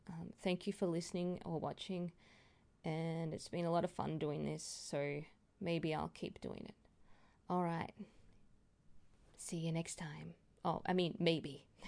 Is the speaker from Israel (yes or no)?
no; Australia; I'm an Aussie girl